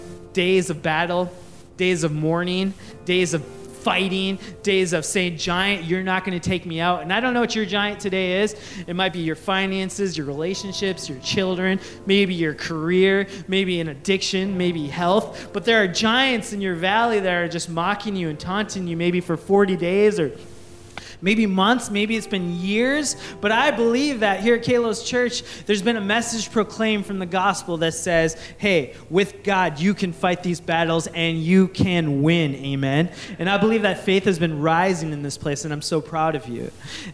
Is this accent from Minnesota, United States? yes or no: yes; Coon Rapids, Minnesota, United States; Growing up in Coon Rapids, Minnesota, as … as a Sri Lankan, a South Asian in Coon Rapids, Minnesota, I realized I was kind of unique and I did not fit in all the time.